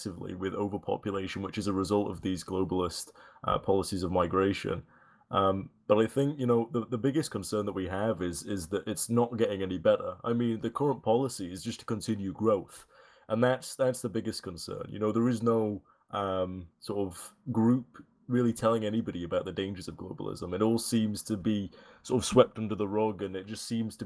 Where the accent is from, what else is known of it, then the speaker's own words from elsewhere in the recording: Yorkshire and the Humber, United Kingdom; I'm from Yorkshire